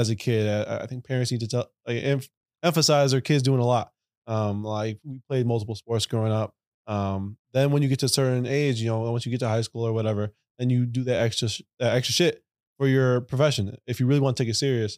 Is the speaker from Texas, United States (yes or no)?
no; Chicago, Illinois, United States; I live downtown, grew up in Logan Square on the north side.